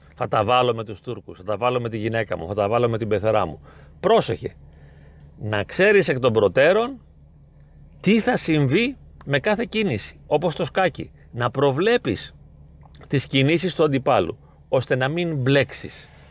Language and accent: Greek; Greece; εμείς τώρα ως Έλληνες